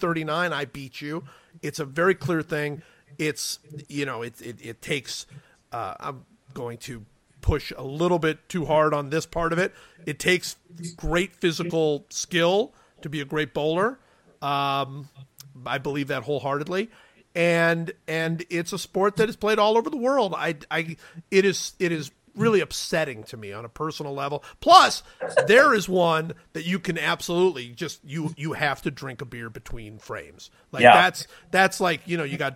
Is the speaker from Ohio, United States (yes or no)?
yes; Cleveland, Ohio, United States; I grew up in Cleveland